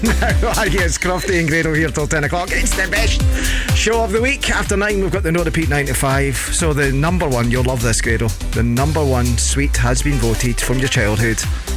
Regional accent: Lanarkshire, Scotland, United Kingdom; I'm from Lanarkshire.

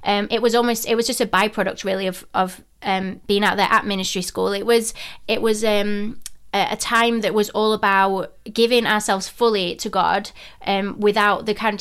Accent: Rotherham, Yorkshire and the Humber, United Kingdom; accent: Yorkshire twang; moved away as an adult; also born or lived in North Carolina / Sheffield; now in Cornwall, United Kingdom; I'm from Yorkshire, so I'm from Rotherham near Sheffield.

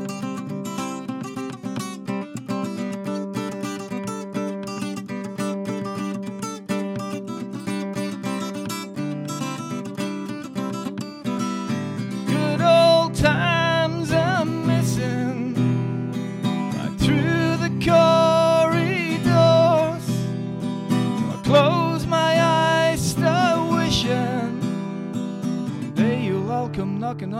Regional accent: Ireland; I'm Irish

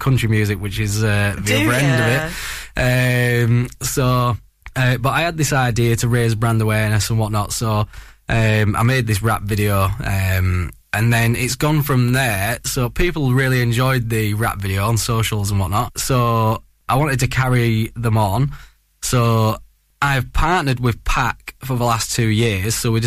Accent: Scarborough, Yorkshire and the Humber, United Kingdom; moved away as an adult; also born or lived in Sheffield; now in Lancashire, United Kingdom; I'm from Scarborough, North Yorkshire. I'm a Yorkshire lad

